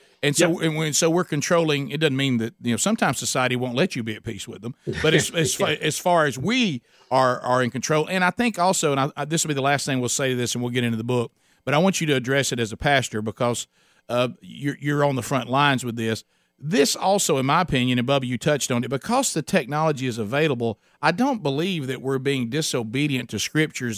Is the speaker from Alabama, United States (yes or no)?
yes; Alabama, United States; we're from Alabama